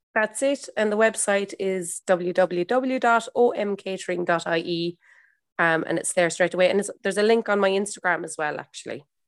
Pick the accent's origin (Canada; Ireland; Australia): Ireland; I'm an Irish mammy